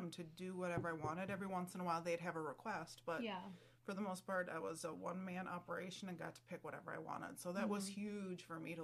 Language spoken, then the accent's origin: English; Waldorf, Minnesota, United States; I'm from kind of over by Waldorf Pemberton, so about a half mm-hmm. hour away from here